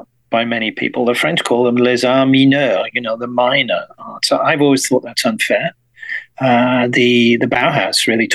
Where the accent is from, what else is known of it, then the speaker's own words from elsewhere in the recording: West Midlands of England, United Kingdom; I grew up in the West Midlands of England